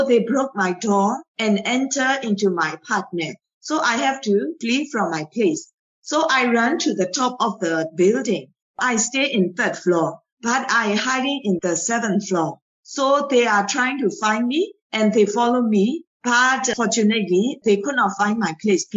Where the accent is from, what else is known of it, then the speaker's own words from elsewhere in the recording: Myanmar; I raised in Myanmar. I grew up in Myanmar